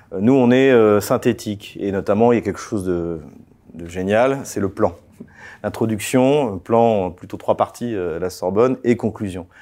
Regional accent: Champagne, Grand Est, France; j'ai grandi euh, en Champagne

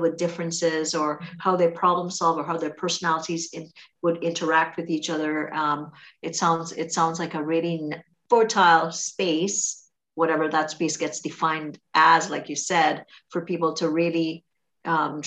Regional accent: Trinidad & Tobago; accent: Trinidadian; That's my Trinidadian accent

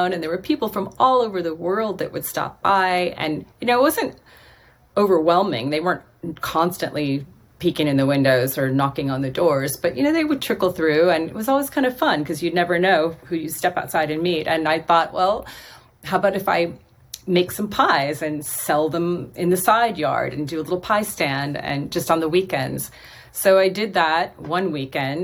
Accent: Ottumwa, Iowa, United States; moved away as an adult; also born or lived in Davenport, Iowa / Los Angeles / San Francisco / Germany; my hometown, my birthplace of Ottumwa, Iowa

